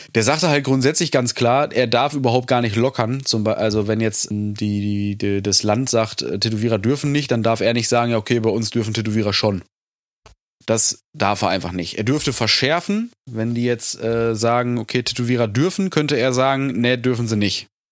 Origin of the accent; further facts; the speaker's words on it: North Rhine-Westphalia, Germany; bei uns in NRW